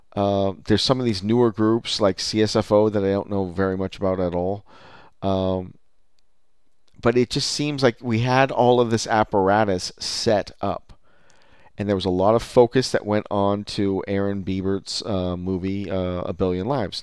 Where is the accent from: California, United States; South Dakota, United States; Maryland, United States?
California, United States; as a Californian